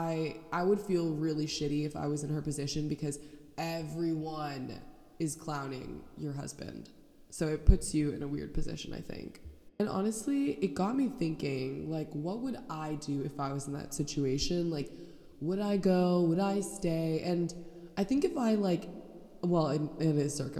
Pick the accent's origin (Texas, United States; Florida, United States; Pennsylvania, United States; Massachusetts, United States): Florida, United States; Orlando; I am a real Florida bitch, born and raised